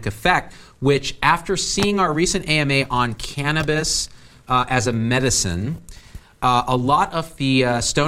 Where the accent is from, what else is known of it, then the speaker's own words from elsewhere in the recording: Central Valley of California, United States; I grew up in Central Valley of California